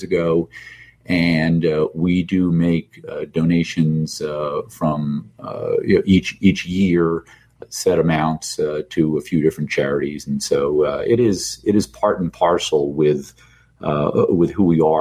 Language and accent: English; New Jersey, United States; moved away; also born or lived in New York; Rutgers University in my home state of New Jersey